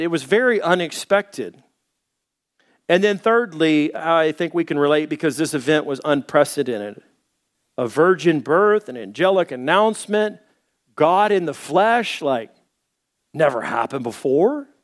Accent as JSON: {"language": "English", "town": "Little Rock", "region": "Arkansas", "country": "United States", "tie": "born or raised there", "also_born_or_lived": "Dallas", "moved": "yes", "said": "I was born in Dallas. I grew up in Little Rock."}